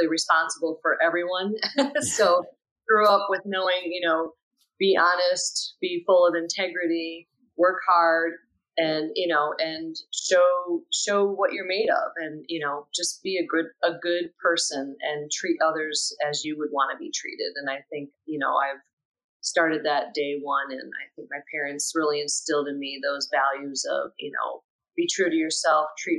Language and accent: English; Ohio, United States; moved away as an adult; now in Chicago, United States; Born and raised in Ohio